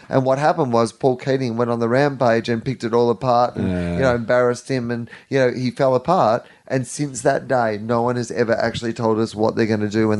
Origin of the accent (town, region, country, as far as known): Australia